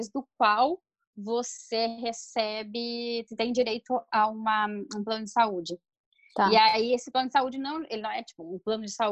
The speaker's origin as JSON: {"language": "Portuguese", "country": "Brazil", "moved": "as an adult", "lives_now": "Argentina", "said": "como brasileiros residentes, dentro do que é a política de Mercosul, que a gente conseguia muito fácil a questão da residência permanente aqui"}